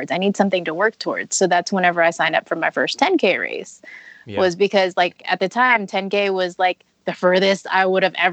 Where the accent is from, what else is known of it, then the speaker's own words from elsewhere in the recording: Texas, United States; also born or lived in Louisiana; now in Colorado, United States; I grew up in Texas and then I moved to Louisiana and now I'm here in Colorado.